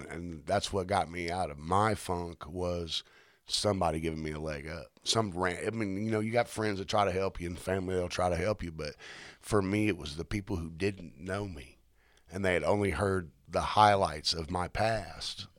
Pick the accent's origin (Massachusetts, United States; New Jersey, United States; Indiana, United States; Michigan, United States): Indiana, United States; Indianapolis; now in Mooresville, United States; I originally had born and raised in Fountain Square, back when it wasn't such a good spot to live.